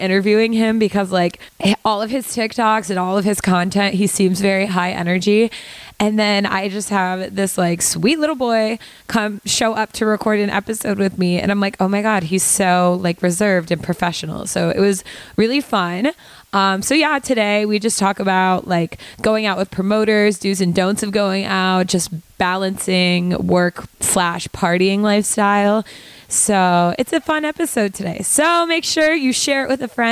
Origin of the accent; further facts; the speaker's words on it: Michigan, United States; also born or lived in New York City; now in New York, United States; I'm from Michigan